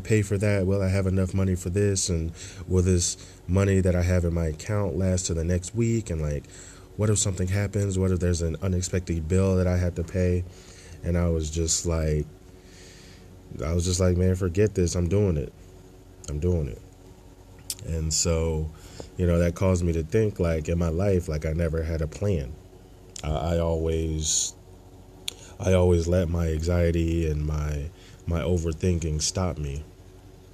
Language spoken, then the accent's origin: English; Burlington, New Jersey, United States; I'm from New Jersey, from a small town in New Jersey, Burlington, New Jersey.